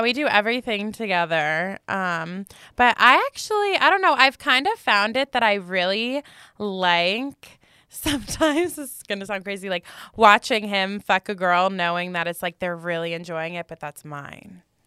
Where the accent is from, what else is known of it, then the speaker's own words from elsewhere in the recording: New Jersey, United States; moved away as an adult; now in Las Vegas, United States; I'm from New Jersey. My parents are like super corporate. That was my whole life growing up